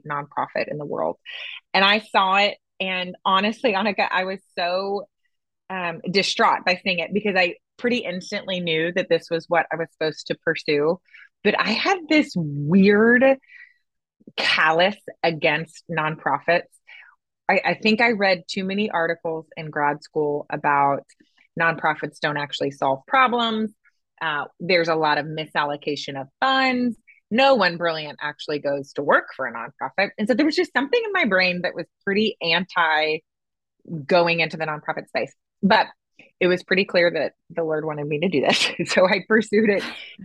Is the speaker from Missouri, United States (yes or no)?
yes; St. Louis, Missouri, United States; moved away as an adult; also born or lived in Dallas, Texas; But I grew up in Missouri, born and raised in the St. Louis area, moved to Dallas after grad school